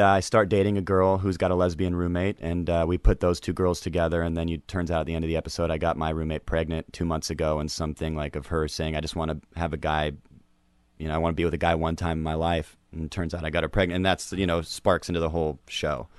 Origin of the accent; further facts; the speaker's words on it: Seattle, Washington, United States; I'm from Seattle